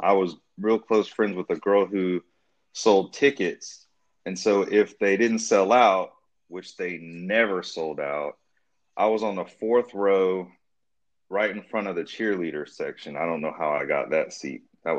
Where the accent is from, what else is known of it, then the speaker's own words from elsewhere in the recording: Durham, North Carolina, United States; I'm super proud to be from North Carolina inside and out. I grew up in the Raleigh-Durham area.